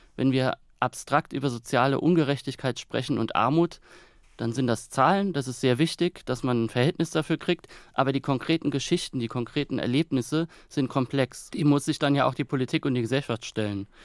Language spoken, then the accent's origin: German; Kaiserslautern, Rhineland-Palatinate, Germany; moved away; ich möchte jetzt auch gar nicht mehr in Kaiserslautern leben, auch wenn es meine Heimat ist und bleibt